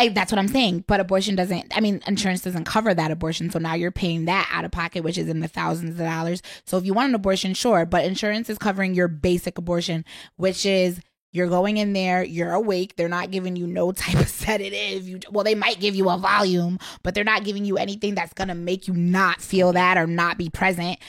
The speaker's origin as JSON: {"language": "English", "town": "Waterbury", "region": "Connecticut", "country": "United States", "moved": "yes", "lives_now": "Washington, D.C., United States", "said": "I'm from Waterbury, but I currently live in D C"}